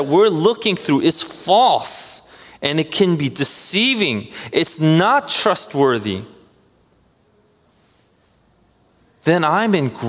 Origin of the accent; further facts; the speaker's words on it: New Jersey, United States; we're from Jersey